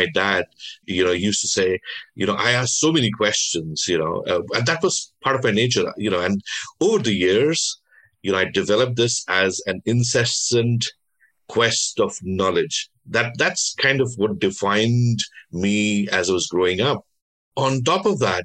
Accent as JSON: {"language": "English", "region": "Delhi", "country": "India", "tie": "born or raised there", "also_born_or_lived": "Bengal", "said": "So I was born in Delhi, but my parents, my ancestors came from Bengal."}